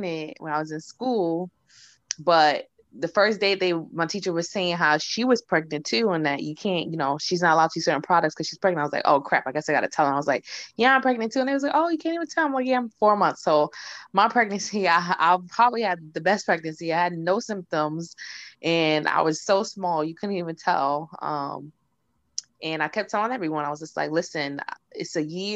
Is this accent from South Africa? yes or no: no; New York, United States; moved away as an adult; also born or lived in Lansing, Michigan; I'm from New York